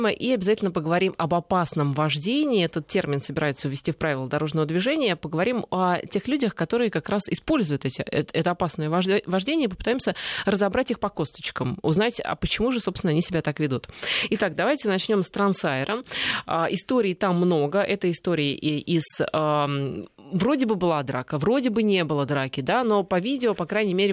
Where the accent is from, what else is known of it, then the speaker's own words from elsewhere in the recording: Russia; они, ну то есть мы, российские